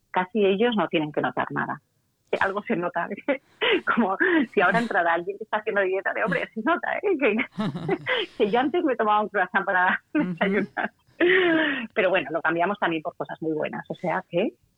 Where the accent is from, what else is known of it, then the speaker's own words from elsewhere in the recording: Valencia, Valencian Community, Spain; yo soy de Valencia y aquí la gente dice